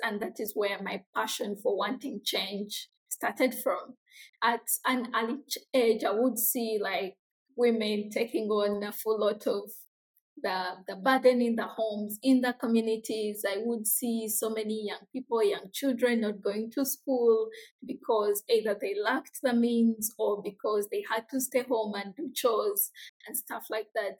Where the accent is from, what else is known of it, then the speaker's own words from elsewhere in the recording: Jinja, Eastern Region, Uganda; I come from a small, very small, humble community in a district called Jinja. It's in the eastern parts of Uganda